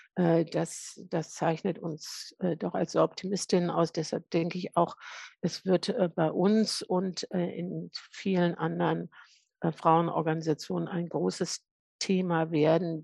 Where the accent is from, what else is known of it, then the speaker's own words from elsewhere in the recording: Lower Saxony, Germany; ich bin Niedersächsin